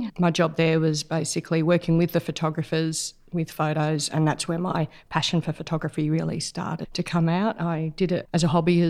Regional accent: Melbourne, Victoria, Australia; also born or lived in Queensland / Canberra; I was born in Melbourne, moved around a lot from country Victoria to outback Queensland, Canberra when I was a child for a year or two, and eventually ended up back in Melbourne as a mid-teens

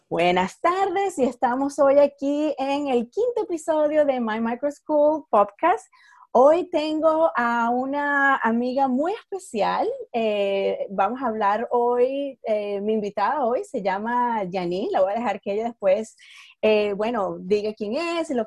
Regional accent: Venezuela; moved away; Llegamos de Venezuela. Yo llegué de Venezuela en el, 99. ¿Qué año llegaste

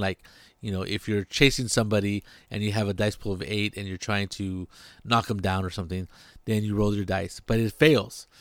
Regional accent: near Monterey, California, United States; it's a little seaside town, tourist spot, beautiful place, uh, near my hometown

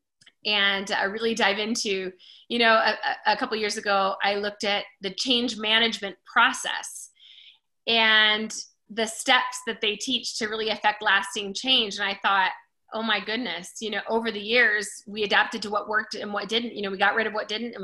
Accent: Simi Valley, California, United States; moved away as an adult; also born or lived in Colorado; I grew up in California, outside of Hollywood a little bit in Simi Valley

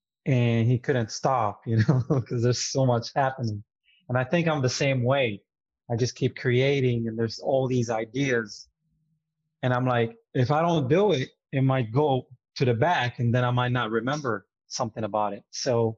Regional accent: Jerusalem, Palestine; English is a second language; moved away as an adult; now in United States; I grew up in East Jerusalem, Palestine

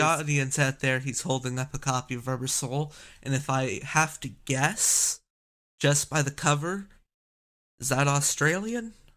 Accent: Canada; I'm Canadian

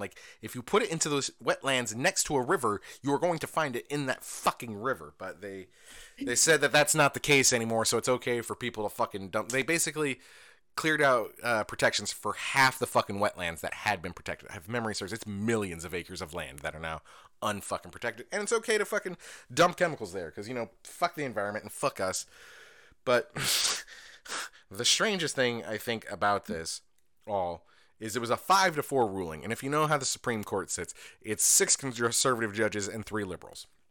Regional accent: Indiana, United States; I'm from Indiana.

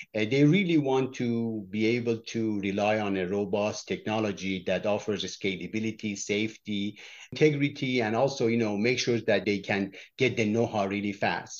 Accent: Iran; moved away; I was born in Iran

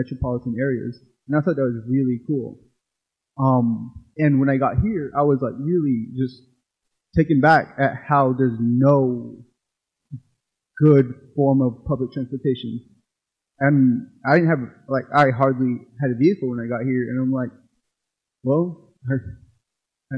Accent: Arizona, United States; moved away as an adult; also born or lived in Phoenix; now in Oklahoma City, United States; I'm from Arizona, and I grew up, born and raised on the Navajo Reservation

